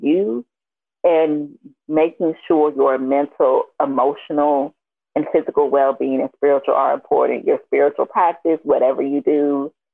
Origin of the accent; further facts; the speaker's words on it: Miami, Florida, United States; now in Atlanta, United States; I'm from Miami